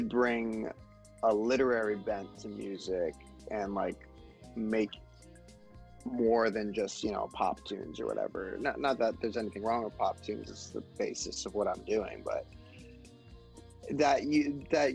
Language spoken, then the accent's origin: English; Miami, Florida, United States; moved away; I'm also from Miami originally